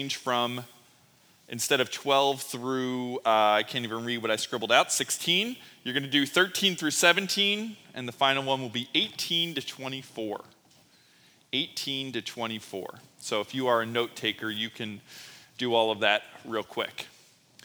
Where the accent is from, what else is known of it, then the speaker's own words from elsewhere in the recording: Philadelphia, Pennsylvania, United States; growing up in Philly and Sesame Place being right in my backyard